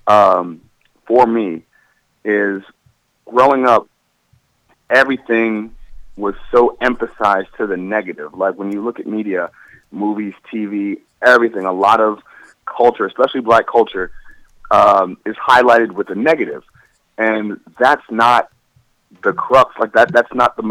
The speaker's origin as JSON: {"language": "English", "town": "Cleveland", "region": "Ohio", "country": "United States", "tie": "born or raised there", "said": "I'm Cleveland born and raised."}